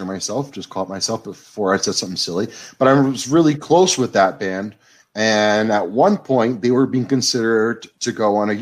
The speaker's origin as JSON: {"language": "English", "town": "New York City", "region": "New York", "country": "United States", "tie": "born or raised there", "said": "I grew up going to CBGB's every Sunday because that was the only time I was allowed in because I was too young"}